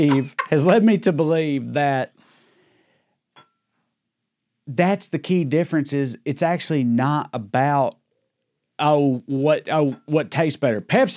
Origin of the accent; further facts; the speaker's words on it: the South, United States; We're trash from the South where it's hot all the time